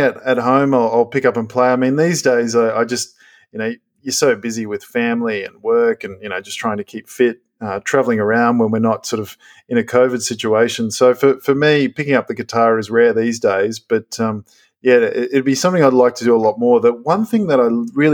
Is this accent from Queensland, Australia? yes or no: yes; Gold Coast, Queensland, Australia; I grew up on the Gold Coast